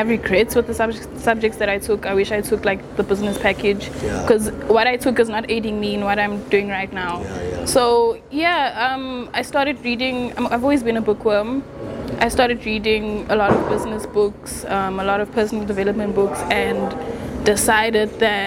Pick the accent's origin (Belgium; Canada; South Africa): South Africa; Johannesburg, Gauteng; also born or lived in Durban; I've always lived in Johannesburg, grew up in Johannesburg, was born in Durban, moved here when I was like 2